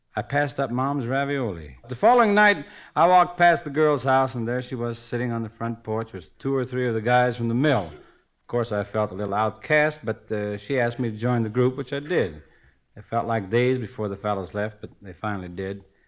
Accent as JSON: {"language": "English", "town": "Steubenville", "region": "Ohio", "country": "United States", "tie": "born or raised there", "said": "I was working at the steel mill in my hometown, Steubenville, Ohio"}